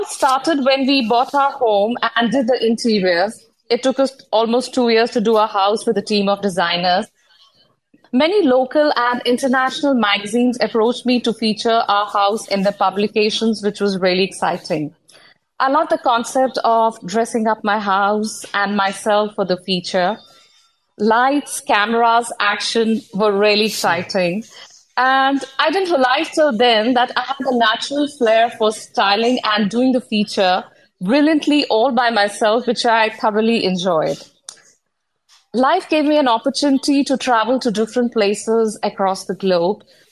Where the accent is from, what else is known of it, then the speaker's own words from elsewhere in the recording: New Delhi, Delhi, India; now in Bangkok, Thailand; I'm originally from New Delhi, India, settled in Bangkok, Thailand.